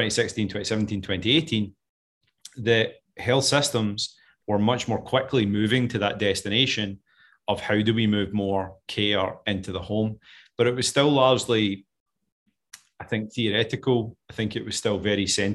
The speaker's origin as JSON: {"language": "English", "region": "Scotland", "country": "United Kingdom", "moved": "yes", "said": "I'm clearly not an American. I know it's hard to tell with this accent, but I'm originally from Scotland."}